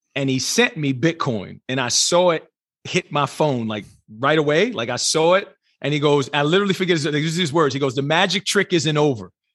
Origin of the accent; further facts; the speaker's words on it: New Jersey, United States; moved away as an adult; now in Southern California, United States; born and raised in New Jersey, proud New Jersey, and even though I am fully adopted Southern California right now